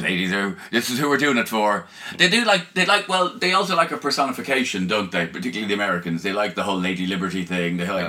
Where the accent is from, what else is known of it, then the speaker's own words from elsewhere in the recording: Ireland; I'm Irish